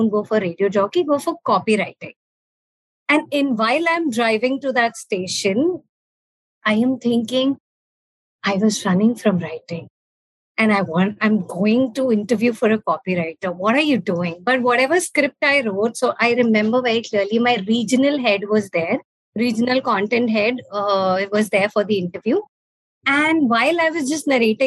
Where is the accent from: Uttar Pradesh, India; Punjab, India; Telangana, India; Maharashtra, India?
Punjab, India; Amritsar; also born or lived in Delhi; I went back to my hometown, while I was pursuing my master's, we had our first radio station in Amritsar